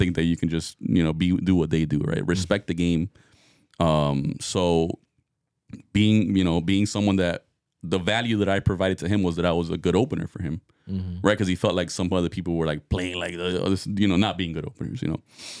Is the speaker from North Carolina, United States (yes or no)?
no; Miami, Florida, United States; now in Hollywood, United States; I mean, yeah, I'm in Hollywood, no, but I'm from Miami.